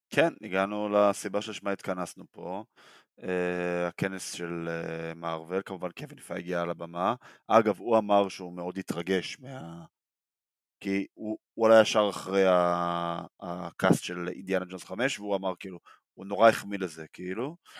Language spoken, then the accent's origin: Hebrew; Israel; בתור ישראלים